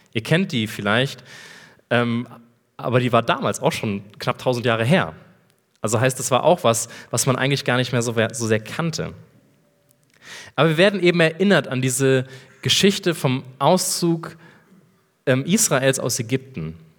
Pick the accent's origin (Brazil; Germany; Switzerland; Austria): Germany; Rhineland; moved away as an adult; now in Erlangen, Germany; Ich bin geboren im Rheinland